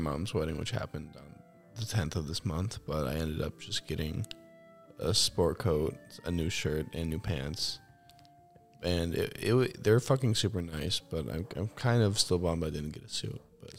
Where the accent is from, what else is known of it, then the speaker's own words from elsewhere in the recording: United Kingdom; I'm fucking British.